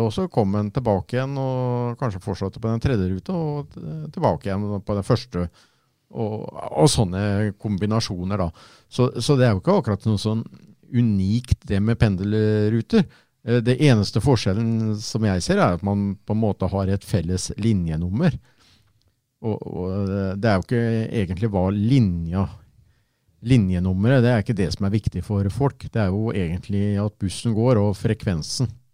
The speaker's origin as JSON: {"language": "Norwegian", "town": "Fredrikstad", "region": "Østfold", "country": "Norway", "said": "Jeg kommer jo fra Borge"}